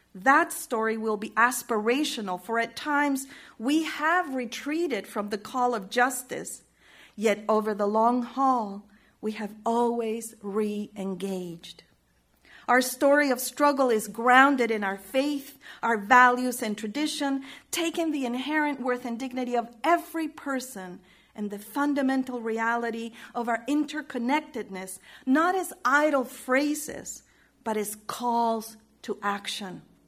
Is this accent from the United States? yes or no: no; Chile; moved away; my experience of growing up in Chile